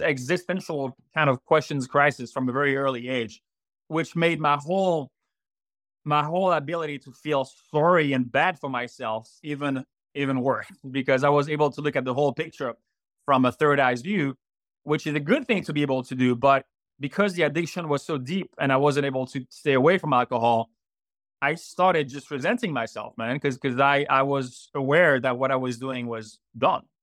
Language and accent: English; Martinique; accent: French; English is a second language; moved away as an adult; also born or lived in Florida / France; now in Greer, United States; I was raised in Martinique until the age of 19.